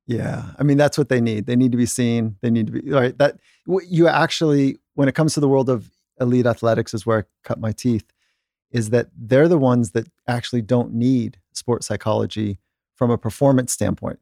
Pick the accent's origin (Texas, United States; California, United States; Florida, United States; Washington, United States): California, United States; I'm growing up in California.